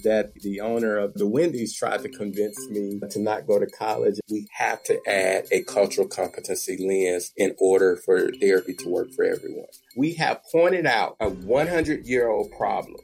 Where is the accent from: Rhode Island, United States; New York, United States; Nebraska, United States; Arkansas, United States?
Arkansas, United States; Little Rock; I grew up in Little Rock, Arkansas, in the midst of the gang wars